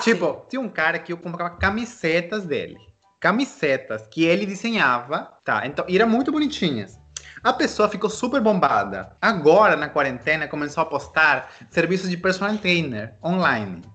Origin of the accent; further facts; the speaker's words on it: Peru; moved away; also born or lived in Brazil / United States; eu sou peruano que já morou no Brasil e morou nos Estados Unidos